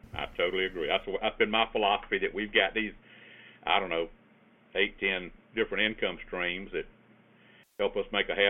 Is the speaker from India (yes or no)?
no; the South, United States; accent: Southern; South because they talk like I do, most of them, anyway. But when I'm in other places, they'll say, where are you from? Meaning, where is that accent from?